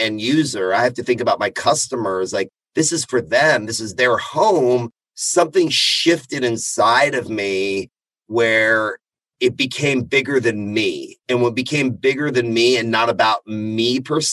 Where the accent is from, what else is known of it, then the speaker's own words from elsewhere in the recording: Austin, Texas, United States; being an Iranian American, I'm a first generation American. Born and raised in Austin, Texas, lived up and down the I-35 corridor.